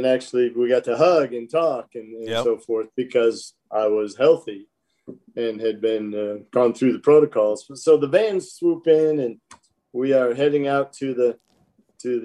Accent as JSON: {"language": "English", "region": "Michigan", "country": "United States", "tie": "born or raised there", "moved": "yes", "said": "growing up in Michigan"}